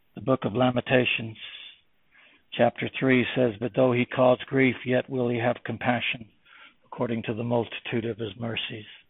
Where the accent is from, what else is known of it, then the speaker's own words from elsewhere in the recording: United States; moved away as an adult; also born or lived in Germany; When I lived in Germany for 35 years, being an American